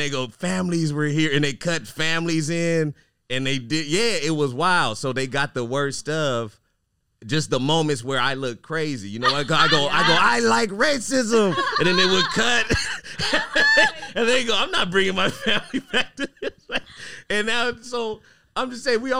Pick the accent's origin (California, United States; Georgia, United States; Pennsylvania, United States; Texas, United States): California, United States; Fresno; Fresno, my hometown.